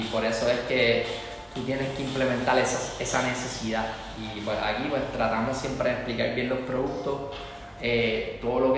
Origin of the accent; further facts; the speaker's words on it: Puerto Rico; Nosotros como puertorriqueños